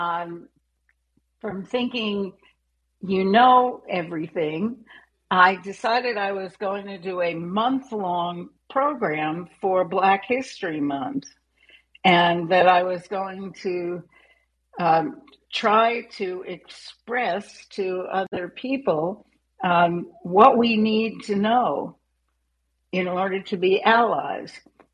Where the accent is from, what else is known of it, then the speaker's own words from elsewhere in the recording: New York City, New York, United States; I grew up in New York City